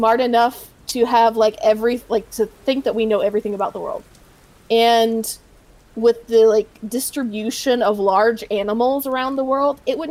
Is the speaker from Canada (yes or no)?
no; Deep South, United States; Growing up in the Deep South